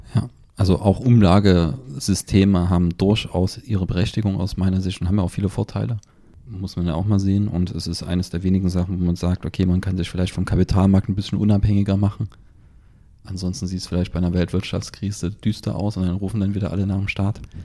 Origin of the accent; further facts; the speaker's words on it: Germany; bei uns in Deutschland